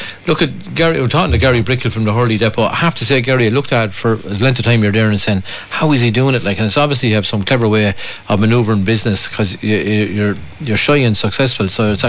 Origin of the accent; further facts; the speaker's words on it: Ireland; I would imagine we're Irish